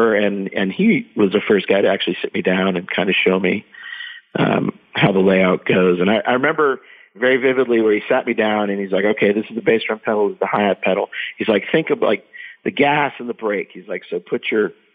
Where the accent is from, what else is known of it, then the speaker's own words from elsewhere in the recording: Scranton, Pennsylvania, United States; I grew up in Eastern Pennsylvania, kind of outside of Scranton